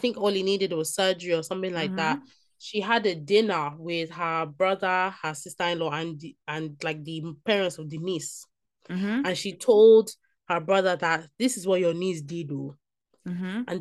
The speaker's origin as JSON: {"language": "English", "country": "Nigeria", "said": "as a Nigerian"}